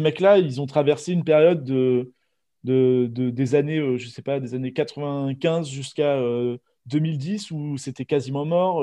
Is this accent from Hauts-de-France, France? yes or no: no; Normandy, France; moved away as an adult; now in Bordeaux, France; je viens de Normandie. Je suis né en Normandie, j'ai grandi en Normandie